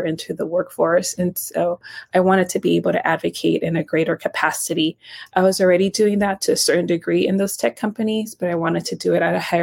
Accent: Nicaragua; now in United States; I'm actually not even from the U.S. I was born in Central America and Nicaragua.

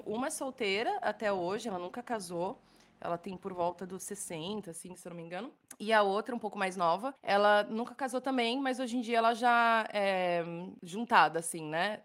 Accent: Brazil; moved away as an adult; now in Dublin, Ireland; sete, oito anos que eu saí de casa, do Brasil, né? Que eu saí do Brasil

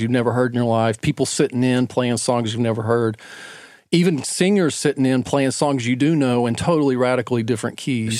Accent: Knoxville, Tennessee, United States; moved away as an adult; now in Atlanta, United States; I grew up in Knoxville, Tennessee.

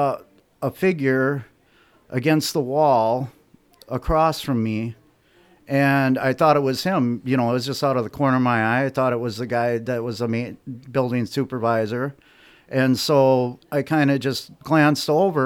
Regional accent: Sheboygan, Wisconsin, United States; also born or lived in Elmira, Wisconsin; I'm from Sheboygan, Wisconsin originally, but for about 15 years, I lived in the town of Lamira, Wisconsin

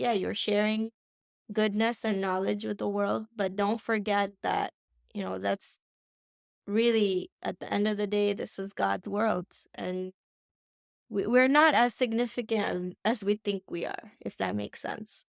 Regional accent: India; I'm Indian, so we're very traditional

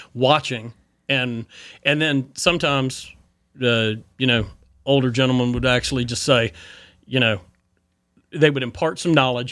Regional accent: Boone, North Carolina, United States; from Boone, growing up in Boone

